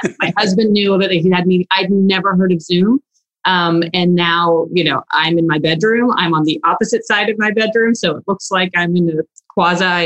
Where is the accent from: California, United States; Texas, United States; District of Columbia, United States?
Texas, United States; Houston; also born or lived in Russia / Galveston, Texas; I was a child and came here, and my parents were fortunate enough to not only bring me to this great country, but to have the insight, I guess, and be outliers to move to Texas and Houston and Galveston